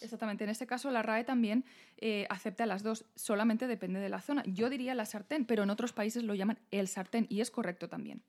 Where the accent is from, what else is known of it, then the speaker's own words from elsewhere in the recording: Spain; como española